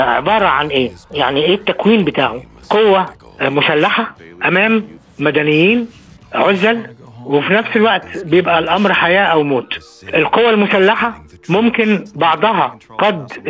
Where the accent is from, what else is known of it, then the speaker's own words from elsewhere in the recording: Cairo, Cairo Governorate, Egypt; عندنا في القاهره